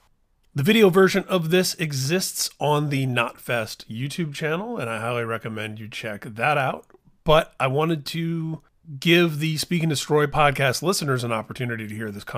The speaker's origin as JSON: {"language": "English", "region": "Midwest", "country": "United States", "said": "We were born the same year. We're both from the Midwest."}